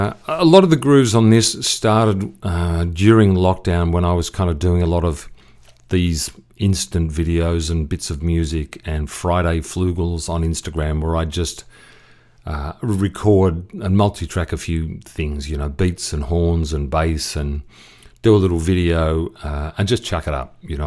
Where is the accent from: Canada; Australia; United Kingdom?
Australia; Broadmeadows, Victoria; I grew up out near Broadmeadows.